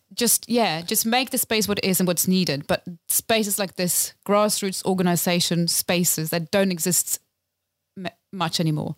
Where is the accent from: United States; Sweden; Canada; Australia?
Sweden; Lapland; moved away as an adult; now in London, United Kingdom; so I am originally from Sweden, from Lapland in Sweden. Grew up in a very remote town, far above the Arctic Circle